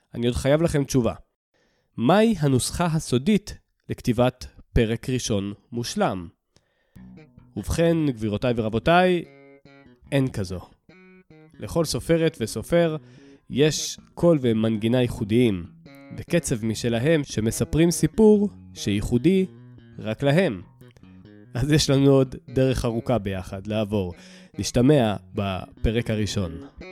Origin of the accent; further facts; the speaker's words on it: Southern District, Israel; moved away as an adult; also born or lived in Jerusalem; now in Ramat Gan, Israel; גדלתי בדרום החם והצהוב